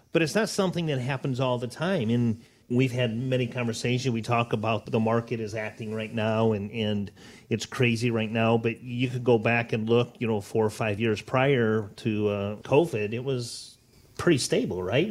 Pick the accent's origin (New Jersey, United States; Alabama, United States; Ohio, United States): Ohio, United States; Northwest; also born or lived in Naples, Florida; born and raised in Northwest Ohio